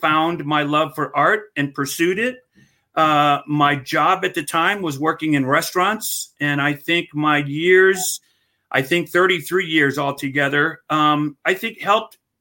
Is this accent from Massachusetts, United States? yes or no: no; Hawaii, United States; as Hawaiian